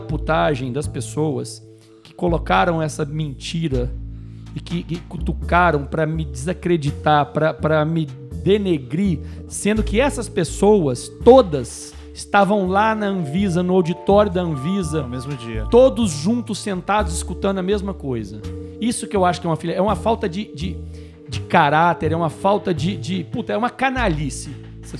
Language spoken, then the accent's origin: Portuguese; Minas Gerais, Brazil; Como um bom mineiro